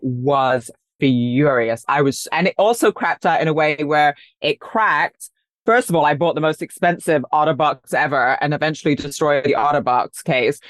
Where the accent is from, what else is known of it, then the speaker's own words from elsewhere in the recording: London, United Kingdom; also born or lived in Paris / New York; now in Los Angeles, United States; I grew up in London, then I lived in Paris, then I lived in New York